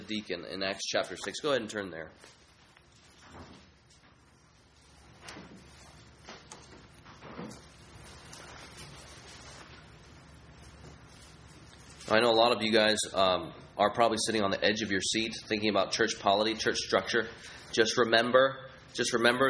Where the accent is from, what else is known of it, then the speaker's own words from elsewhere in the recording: United States; I'm a Chinese American. I grew up here in the American context